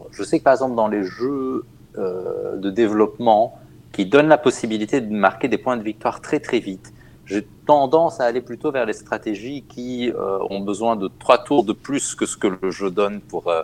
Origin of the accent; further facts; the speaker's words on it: Germany; French is a second language; en fait, j'ai passé mon enfance en Allemagne et à la télé allemande